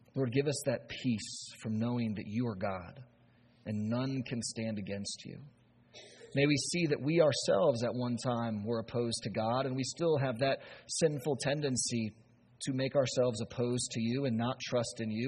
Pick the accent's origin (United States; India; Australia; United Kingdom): United States; we, as American Christians